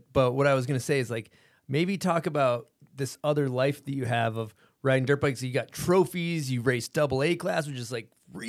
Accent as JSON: {"language": "English", "region": "East Coast", "country": "United States", "said": "We're from the East Coast. We're just dickheads."}